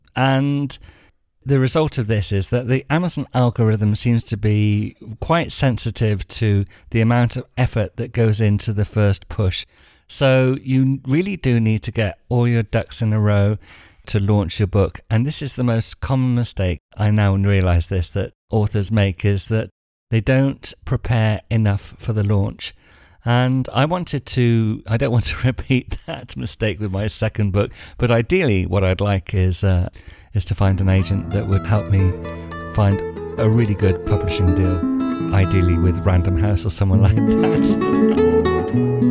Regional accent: England, United Kingdom; moved away as an adult; now in Spain; being English

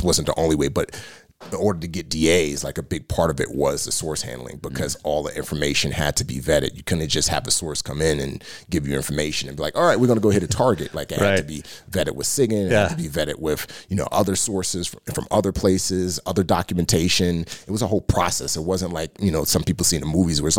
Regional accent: New York City, New York, United States; moved away; growing up in the Bronx

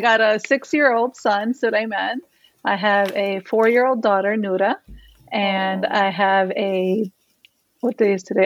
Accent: Miami, Florida, United States; I was born and raised in Miami

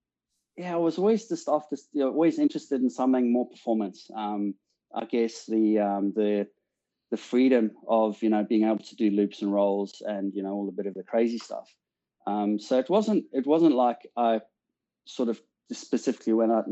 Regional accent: South Africa; moved away as an adult; also born or lived in England; now in Australia; I'm obviously South African born. Left South Africa in 2003 to immigrate to the UK, and you know, sort of spent 12 years in England, and now in Australia

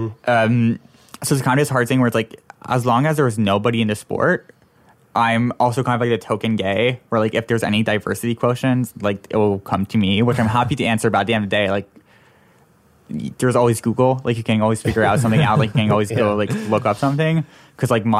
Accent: Toronto, Ontario, Canada; moved away; I'm originally from Toronto

